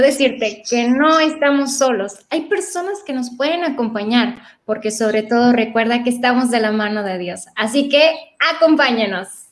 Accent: Veracruz, Mexico; now in Monterrey, Mexico; Yo soy originaria de Veracruz

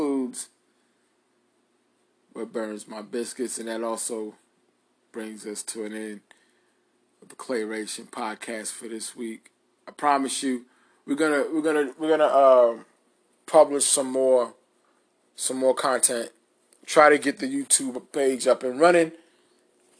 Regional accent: New York City, New York, United States; moved away

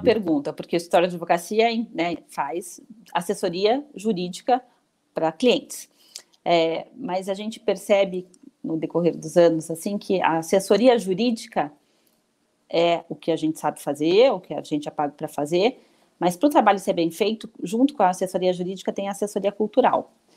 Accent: Curitiba, Paraná, Brazil; moved away as an adult; now in São Paulo, Brazil; eu sou de Curitiba, Paraná, moro em São Paulo há 18 anos

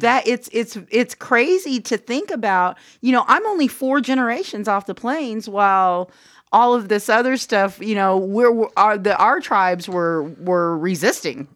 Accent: Anadarko, Oklahoma, United States; we're both from Anadarko.

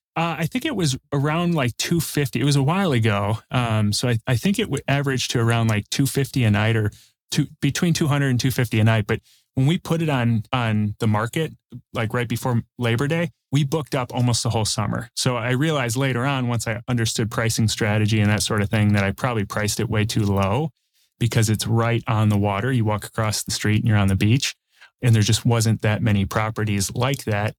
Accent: Chicago, Illinois, United States; now in Northwest Indiana, United States; I grew up in the south suburbs of Chicago

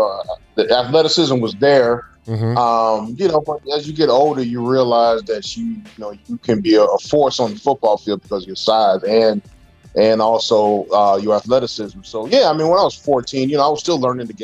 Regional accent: Chicago, Illinois, United States; also born or lived in Oak Park, Illinois; I grew up in the North Lawndale area

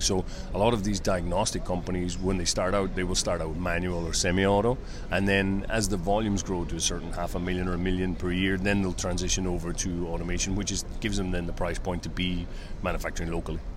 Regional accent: Ireland; moved away as an adult; also born or lived in Hungary / China; I'm originally from Ireland

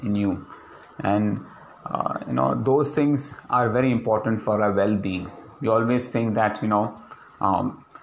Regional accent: India; as Indian, or as specifically as Indian men

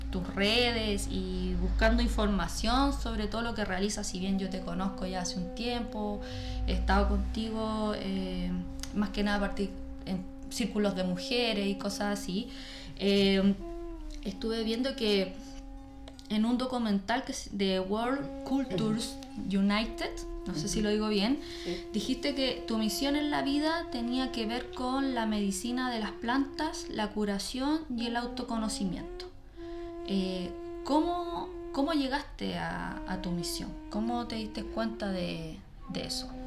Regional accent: Chile; todo lo que nos está pasando como comunidad y como pueblo chileno.

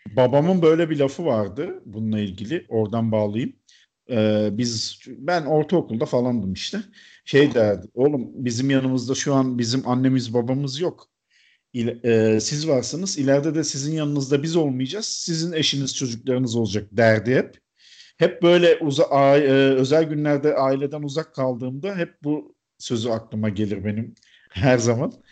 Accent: Çanakkale, Turkey; moved away; Ben ortaokul yıllarında Çanakkale'de oturmuştuk biz.

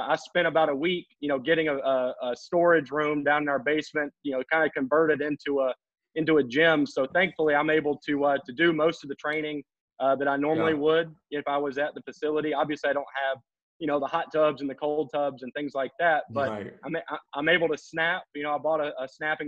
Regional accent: Georgia, United States; Growing up in Georgia

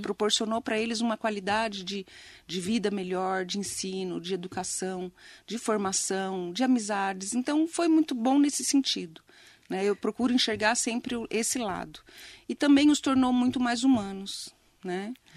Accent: Poá, São Paulo, Brazil; moved away as an adult; now in Mogi das Cruzes, Brazil; eu amo muito Poá né eu falo que eu saí de Poá mas Poá não saiu de mim

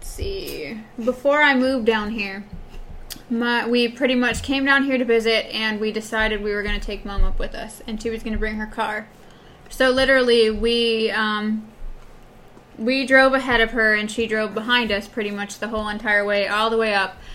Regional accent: Wisconsin, United States; moved away; I'm originally from Wisconsin.

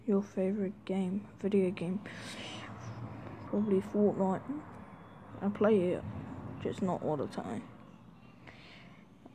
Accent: New Zealand; New Zealand, I'm a Māori, and a Kiwi

